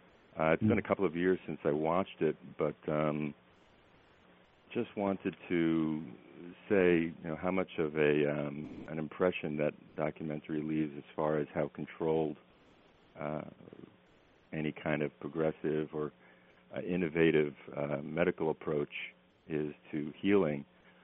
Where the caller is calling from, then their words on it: North Carolina, United States; I'm calling from North Carolina.